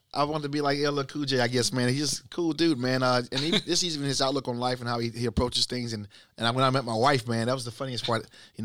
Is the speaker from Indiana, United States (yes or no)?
no; Pensacola, Florida, United States; moved away as an adult; also born or lived in Italy / Germany / Virginia / California; I'm from Pensacola. Left here in 99, went to the military after serving in Vicenza, Italy, Hanau, Germany, and back at Fort Eustis, Virginia